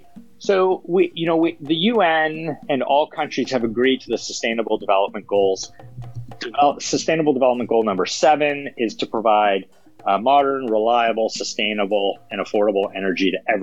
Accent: United States; me as an American

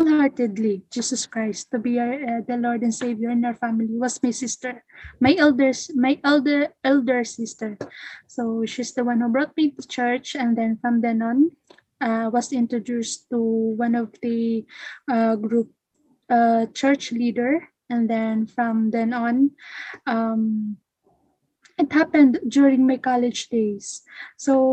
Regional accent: Philippines; I am from the Philippines

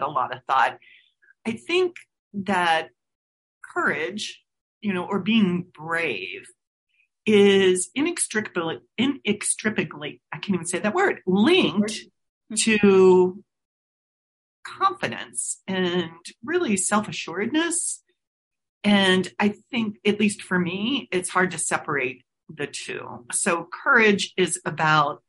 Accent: Cincinnati, Ohio, United States; I'm originally from Cincinnati, Ohio. So think of myself as a Midwesterner, and I grew up on a college campus on a football field, basically

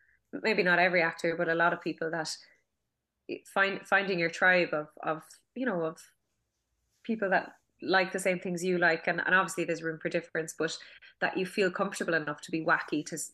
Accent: Douglas, Munster, Ireland; I'm from Douglas in Cork

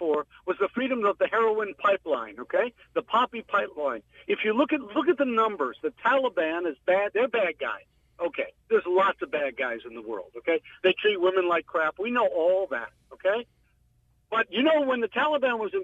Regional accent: New York, United States; I'm from New York

